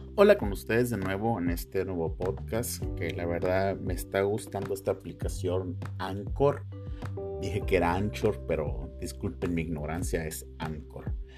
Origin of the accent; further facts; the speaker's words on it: Mexico; todos somos mexicanos